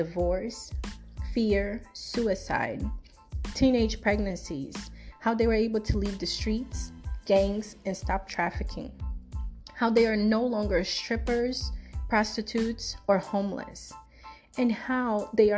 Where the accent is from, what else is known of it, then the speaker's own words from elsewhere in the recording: Brazil; also born or lived in South Florida; now in Florida, United States; I was born in Brazil, but I currently reside in South Florida